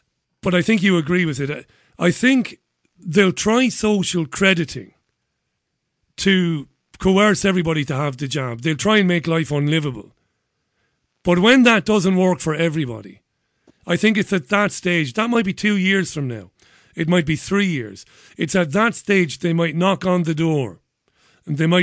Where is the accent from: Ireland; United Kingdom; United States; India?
Ireland; Waterford, Munster; my hometown of Waterford